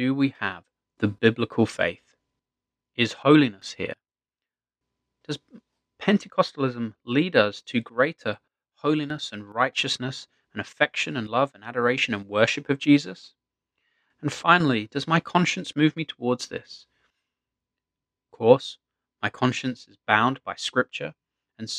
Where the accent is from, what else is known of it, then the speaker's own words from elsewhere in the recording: England, United Kingdom; moved away as an adult; now in Japan; I grew up an Anglican in the Church of England